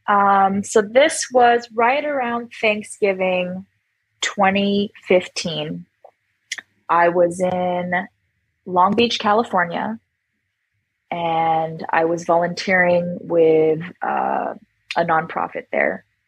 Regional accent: Toronto, Ontario, Canada; moved away as an adult; now in Hawaii, United States; I was born in Toronto, Canada

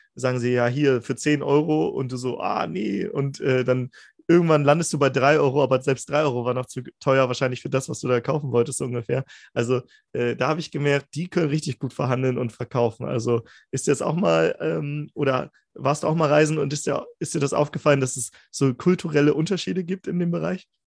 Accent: Germany; Aus Deutschland

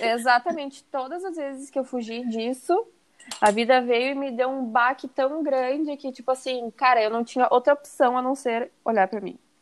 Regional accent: Porto Alegre, Rio Grande do Sul, Brazil; Eu sou de Porto Alegre e moro em Porto Alegre

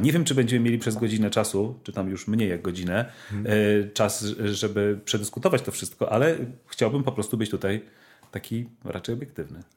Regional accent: Poland; ja się wychowałem w tym systemie edukacji polskiej

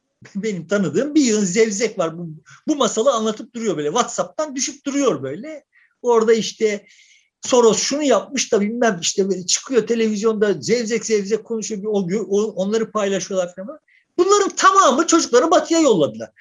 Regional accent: Turkey; Ben de Türk, Türkiye Cumhuriyeti vatandaşı olarak

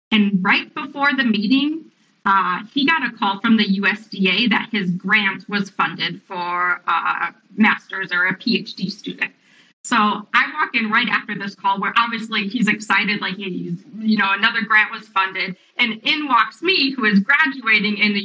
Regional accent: Wisconsin, United States; I grew up in Wisconsin

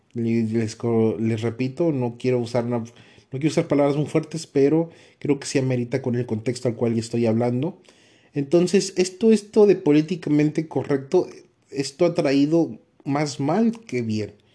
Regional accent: Mexico; como mexicano

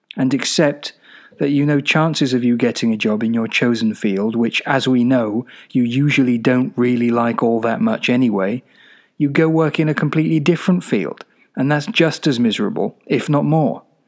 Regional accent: Czechia; moved away as an adult; also born or lived in Glasgow, United Kingdom; now in United Kingdom; I lived mostly in the Czech Republic until about nineteen when I went off to university in Glasgow.

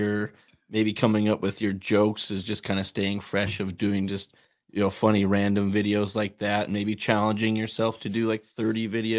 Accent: North Dakota, United States; You're from, Minnesota. We're from North Dakota.

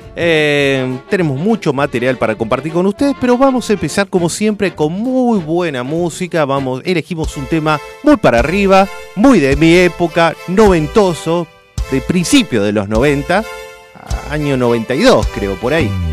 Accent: Argentina; soy un argentino más

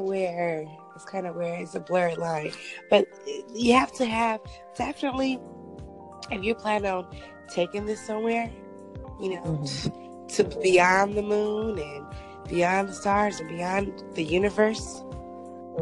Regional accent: Bay Area, California, United States; I'm actually from the Bay Area, California.

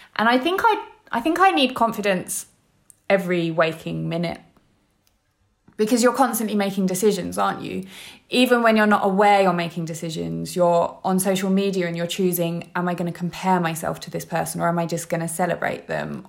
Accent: London, United Kingdom; I'm from London

